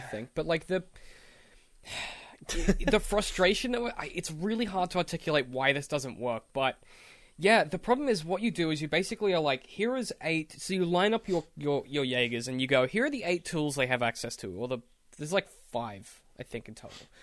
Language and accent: English; Australia; as an Australian